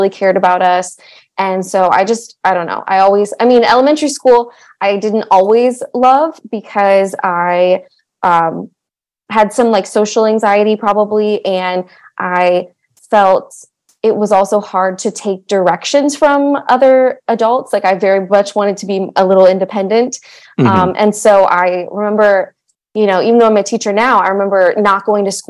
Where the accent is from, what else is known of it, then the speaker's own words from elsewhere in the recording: Montgomery County, Maryland, United States; I grew up in Montgomery County, Maryland, where actually I still teach now